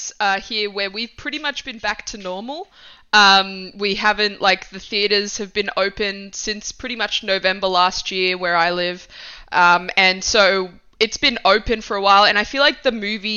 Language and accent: English; Australia; also born or lived in Italy; when we moved from Italy, which is where I was born, to Australia when I was like 7